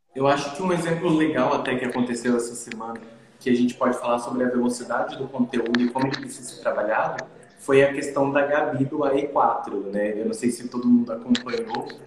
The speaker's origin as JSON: {"language": "Portuguese", "town": "Dourados", "region": "Mato Grosso do Sul", "country": "Brazil", "said": "eu venho de um mercado pequeno. Eu venho de Dourados"}